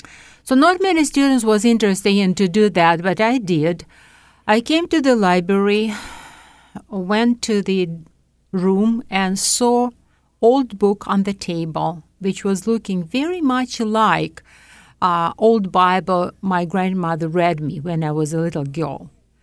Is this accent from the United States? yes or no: no; Tashkent, Uzbekistan; English is a second language; I was raised, I was born in Tashkent, Uzbekistan, and my parents and grandparents was living there.